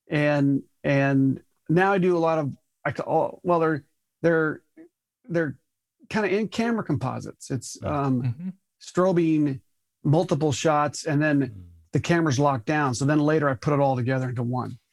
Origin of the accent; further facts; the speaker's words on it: Tucson, Arizona, United States; moved away as an adult; also born or lived in Colorado / Los Angeles / Phoenix, Arizona; I grew up in Tucson, Arizona